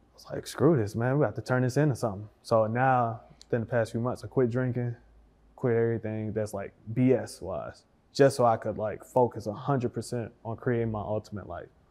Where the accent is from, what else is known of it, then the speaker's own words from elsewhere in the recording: Detroit, Michigan, United States; now in Dallas, United States; I'm from Detroit.